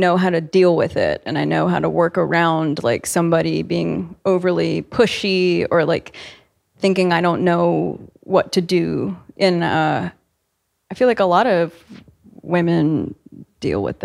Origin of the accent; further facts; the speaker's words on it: Virginia Beach, Virginia, United States; I grew up in Virginia Beach, and we would literally vacation in Virginia Beach too